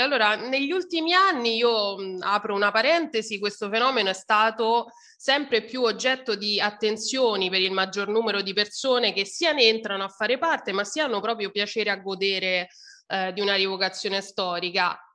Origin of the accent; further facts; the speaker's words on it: Rome, Lazio, Italy; io poi sono di Roma